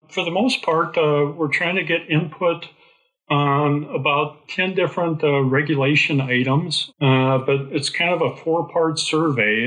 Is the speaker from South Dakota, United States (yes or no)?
yes; South Dakota, United States; moved away as an adult; also born or lived in Iowa / Texas; now in Minnesota, United States; I grew up in South Dakota